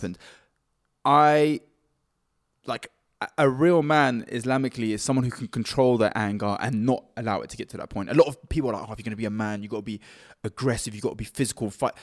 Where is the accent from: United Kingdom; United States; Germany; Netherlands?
United Kingdom; Cambridge, East of England; we're from Cambridge, so we may look like we're a bit softer 'cause we don't speak with, like, hood accents or London accent or anything.